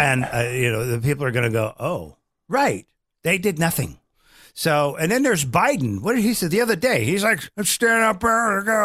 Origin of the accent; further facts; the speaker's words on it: Omaha, Nebraska, United States; we grew up in Omaha, Nebraska